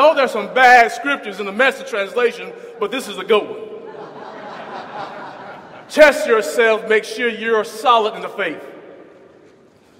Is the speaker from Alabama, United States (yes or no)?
yes; Huntsville, Alabama, United States; also born or lived in Arkansas; as a young boy growing up in Huntsville